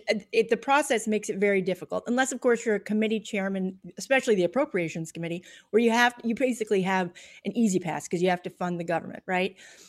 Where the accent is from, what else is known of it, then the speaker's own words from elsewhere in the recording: Central Valley of California, United States; I'm from the Central Valley of California.